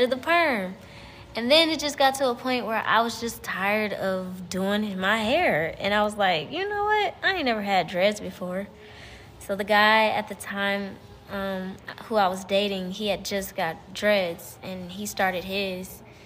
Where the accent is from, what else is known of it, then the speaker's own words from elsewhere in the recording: Cleveland, Ohio, United States; moved away as an adult; also born or lived in Texas; I'm from Cleveland, Ohio